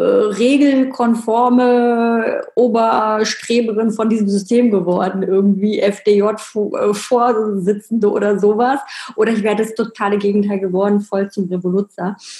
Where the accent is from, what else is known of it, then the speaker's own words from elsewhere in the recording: Berlin, Germany; ich bin ja in Berlin, im Osten Berlins aufgewachsen, habe da meine Kindheit verbracht